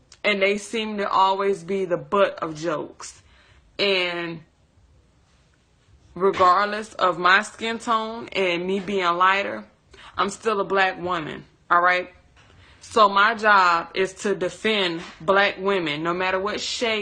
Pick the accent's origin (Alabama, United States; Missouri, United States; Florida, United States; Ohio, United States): Alabama, United States; Tuscaloosa; I'm from Tuscaloosa, Alabama